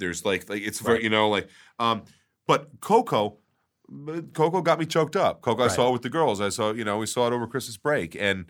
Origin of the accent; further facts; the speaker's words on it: New York, United States; I grew up on Long Island.